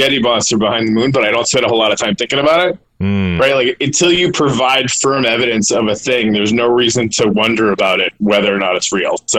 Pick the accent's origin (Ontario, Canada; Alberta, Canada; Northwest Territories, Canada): Northwest Territories, Canada; Yellowknife; I'm originally from Yellowknife, Northwest Territories, Canada